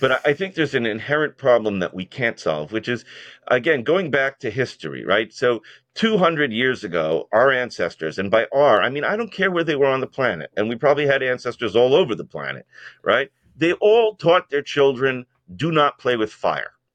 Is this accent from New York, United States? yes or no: yes; New York, United States; I'm a New Yorker